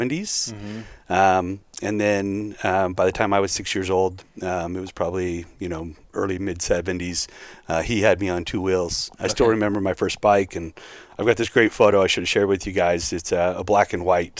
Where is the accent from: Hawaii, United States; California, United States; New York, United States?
California, United States; also born or lived in Oregon; I'm a California kid